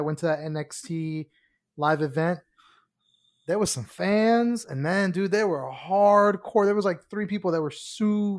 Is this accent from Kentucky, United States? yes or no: yes; Kentucky, United States; also born or lived in Miami, Florida; now in Orlando, United States; I was born in Miami, grew up in Kentucky, came back to Miami, and then I ended up in Orlando